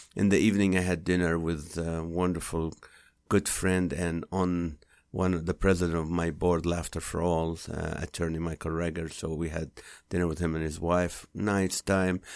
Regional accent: Kuwait; English is a second language; now in United States; we grew up in Kuwait.

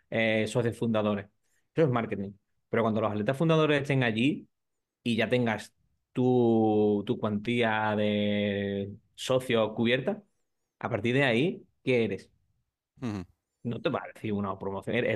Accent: San Fernando, Andalusia, Spain; yo trabajamos con un box en San Fernando, que yo soy de allí, de Cádiz, y lo quiero con todo mi alma y todo mi corazón, a The Island Box.

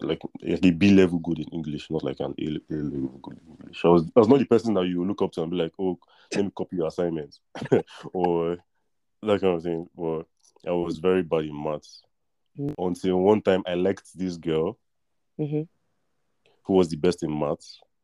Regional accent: Lagos, Nigeria; also born or lived in Russia; And then I was born in Russia, and then when I came to Lagos, Nigeria, I went to a primary school

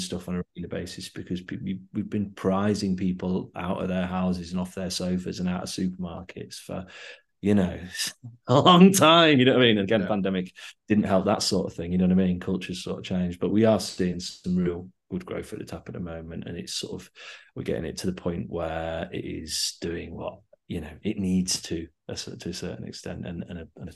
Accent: Yorkshire and the Humber, United Kingdom; also born or lived in Leeds; I'm from, you know, from Yorkshire

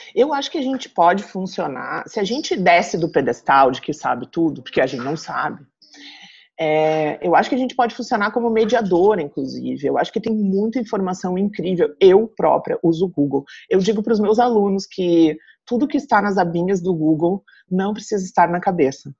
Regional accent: Rio Grande do Sul, Brazil; moved away as an adult; also born or lived in Santa Catarina; now in Blumenau, Brazil; vim morar numa cidade do interior aqui de Santa Catarina, mas eu sou gaúcha

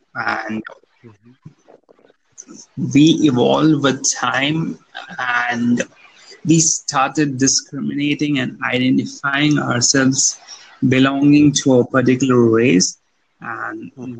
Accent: India; I'm from India.

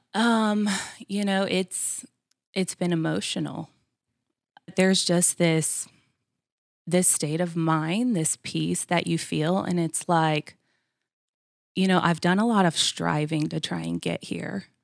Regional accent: Florida, United States; moved away as an adult; now in Georgia, United States; I grew up in Florida, born and raised, um, only been in Georgia about, uh, ten years now

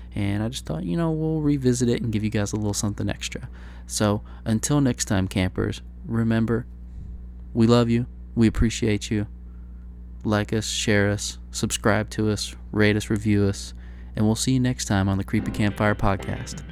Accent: Kentucky, United States; moved away as an adult; also born or lived in Pikeville, Kentucky; now in Sacramento, United States; My home state is Kentucky

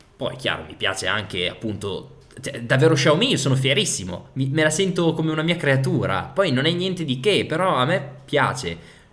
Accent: Piacenza, Emilia-Romagna, Italy; also born or lived in Parma; sono di Piacenza

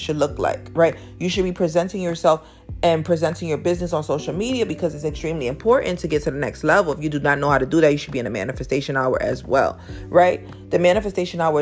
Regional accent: New York City, New York, United States; I came from Harlem, New York. I live in Harlem, New York

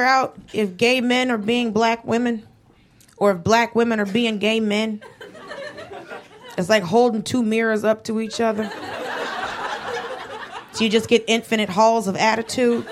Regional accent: Atlanta, Georgia, United States; moved away as an adult; also born or lived in Los Angeles; grew up in Atlanta and lived

